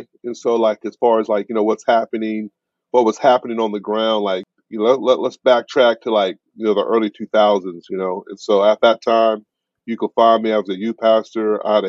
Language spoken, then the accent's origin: English; Kansas City, United States; I'm just a kid from the Midwest. You know, I grew up in Kansas City